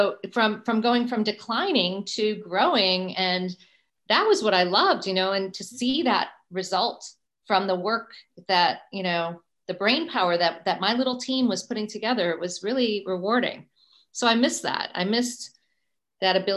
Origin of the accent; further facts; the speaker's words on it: United States; as an American